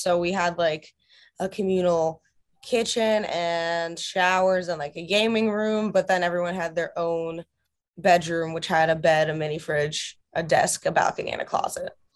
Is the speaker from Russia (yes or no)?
yes; Russia; moved away; my home country of Russia